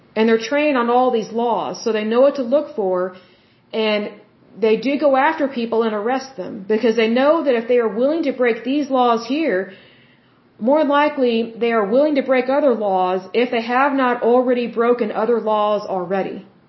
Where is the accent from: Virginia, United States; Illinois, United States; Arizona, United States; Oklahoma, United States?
Oklahoma, United States; my home state